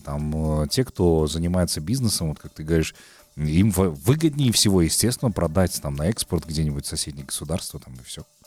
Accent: Kazakhstan; действительно мы с тобой казахи

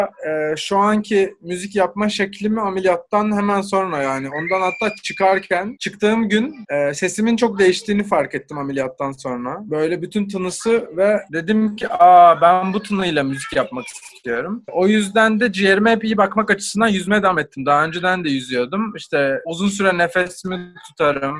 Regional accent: İzmir, Turkey; moved away; also born or lived in Belgium / Portugal; Ben de İzmirliyim

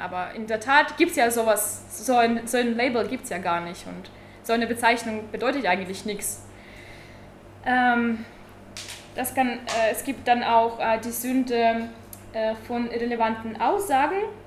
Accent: Tübingen, Baden-Württemberg, Germany; Ich komme aus Tübingen, studiere derzeit Friedensforschung.

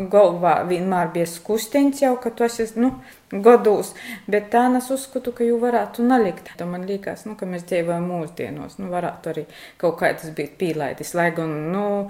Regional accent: Latgale, Latvia; Tas ir apliecinājums, kas esmu no Latgalis.

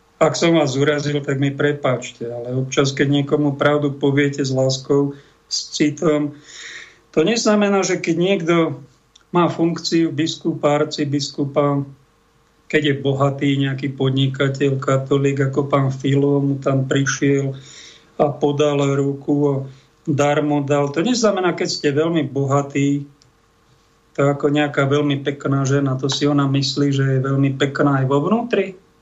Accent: Slovakia; som Slovák, som katolík

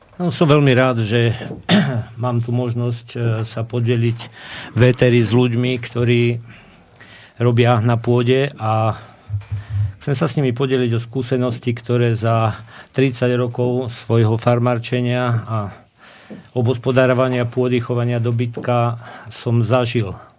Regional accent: Telgárt, Banská Bystrica Region, Slovakia; u nás na Telgarte

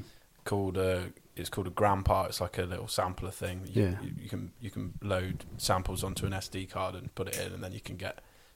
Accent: Pershore, West Midlands, United Kingdom; I'm from Pershore.

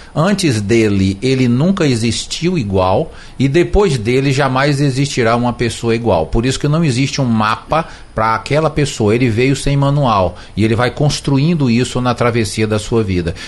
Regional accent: Brazil; nós somos brasileiros

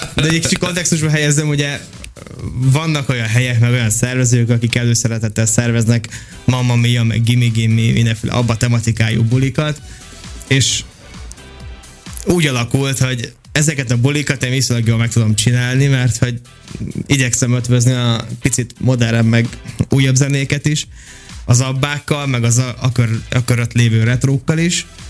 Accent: Békéscsaba, Békés, Hungary; moved away as an adult; now in Budapest, Hungary; én Dék és Csabán nőttem fel

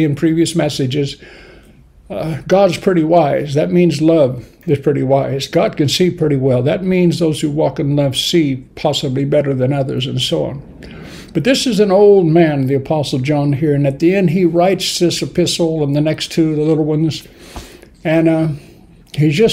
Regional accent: Bakersfield, California, United States; moved away as an adult; now in United Kingdom; I'm from Bakersfield, California, which is in the San Joaquin Valley

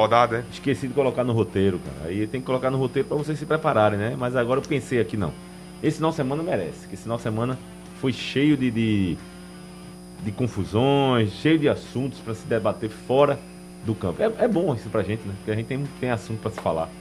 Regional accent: Northeast Region, Brazil; nós somos aqui do Nordeste

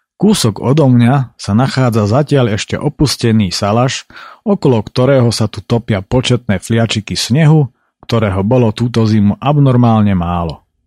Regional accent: High Tatras, Prešov Region, Slovakia; also born or lived in Poprad; som sa narodil večer a samozrejme v našich najväčších horách

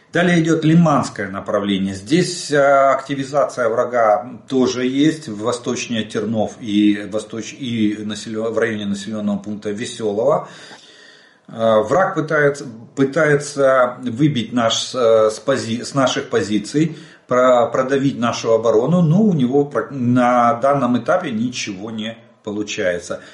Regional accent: Ukraine; мы из Украины

